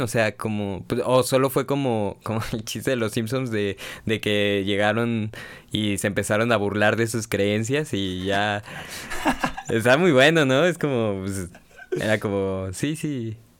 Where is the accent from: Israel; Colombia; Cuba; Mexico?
Mexico; uno como mexicano